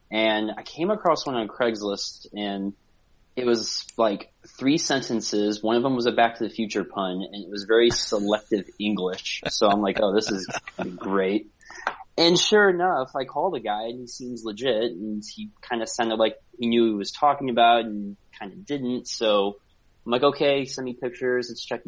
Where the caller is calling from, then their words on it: St. Louis, Missouri, United States; Yeah, I'm calling from St. Louis, Missouri.